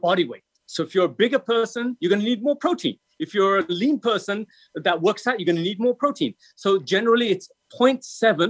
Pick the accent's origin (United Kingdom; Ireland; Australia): United Kingdom; England; I'm European, so I'm from England.